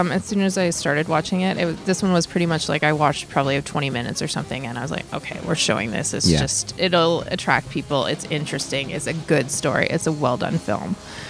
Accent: Saskatoon, Saskatchewan, Canada; now in Edmonton, Canada; I grew up in Saskatoon

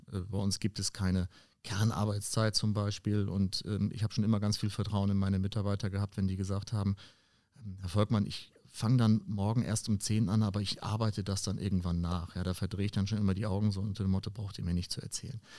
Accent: Schleswig-Holstein, Germany; in meiner Heimat oben an der dänisch-deutschen Grenze

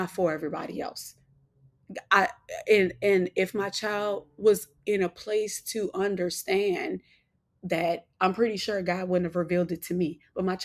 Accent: New Orleans, Louisiana, United States; I'm from New Orleans

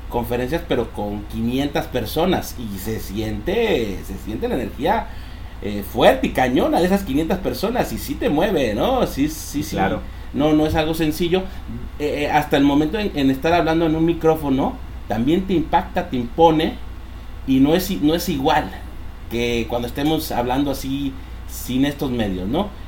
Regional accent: Mexico City, Mexico; born there; yo, yo nací en Ciudad de México, nos venimos para acá por la situación económica, aquí estaba mi abuelita, aquí nos recibió

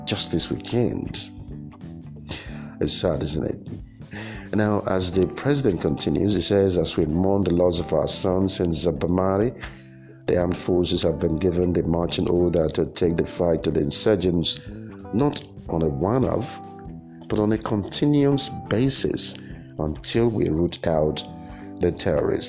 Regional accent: Nigeria; English is a second language; in this part of the country, in my native language

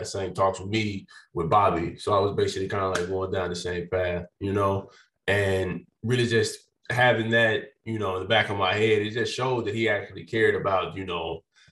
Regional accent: El Dorado, Arkansas, United States; just play for my home state

